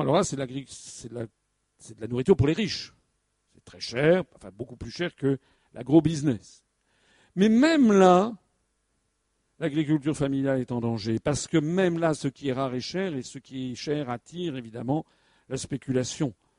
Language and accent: French; France; nous, Français